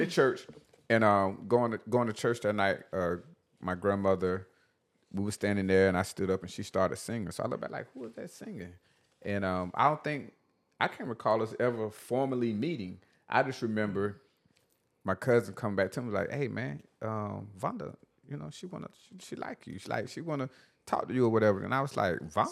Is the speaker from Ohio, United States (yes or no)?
no; Batesburg, South Carolina, United States; I was the guy from Batesburg